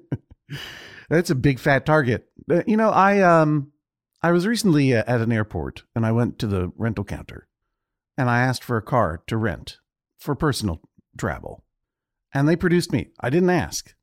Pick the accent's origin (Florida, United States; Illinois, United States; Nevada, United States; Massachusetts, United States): Massachusetts, United States; Brookline; moved away as an adult; now in New York, United States; I'm from Brookline, Massachusetts. Not from Boston.